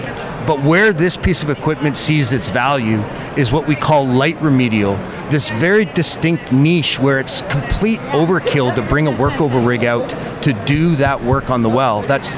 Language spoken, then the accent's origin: English; Calgary, Alberta, Canada; I am originally from Canada.